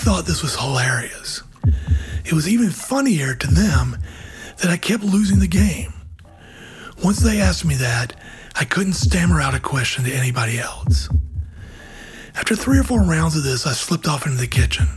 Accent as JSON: {"language": "English", "region": "Georgia", "country": "United States", "tie": "born or raised there", "said": "my home state of Georgia"}